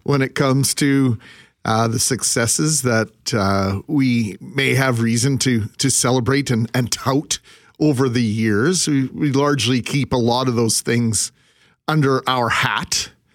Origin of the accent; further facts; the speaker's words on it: Brandon, Manitoba, Canada; growing up in Brandon